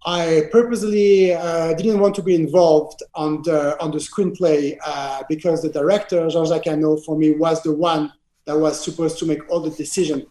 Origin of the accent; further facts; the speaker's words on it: Geneva, Switzerland; accent: French accent; English is a second language; my hometown, Geneva